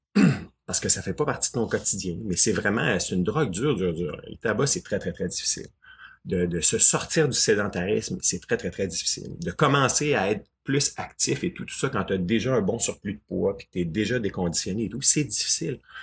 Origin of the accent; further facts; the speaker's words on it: Quebec, Canada; chez nous au Québec